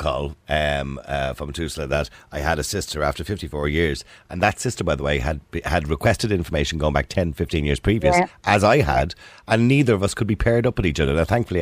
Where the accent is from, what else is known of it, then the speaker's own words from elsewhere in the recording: Ireland; I was born in St. Patrick's Home on Lavin Road in 1963